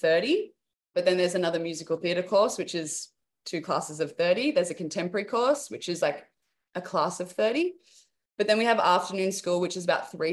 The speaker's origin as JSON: {"language": "English", "town": "Newcastle", "region": "New South Wales", "country": "Australia", "also_born_or_lived": "Sydney", "said": "I was from Newcastle, which is 2 hours out of Sydney, and I would travel every day to go to the academy, like, and I did my high school education there."}